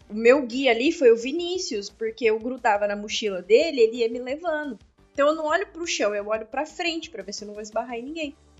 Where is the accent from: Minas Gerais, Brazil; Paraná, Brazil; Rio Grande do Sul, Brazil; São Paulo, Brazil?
São Paulo, Brazil; sou paulista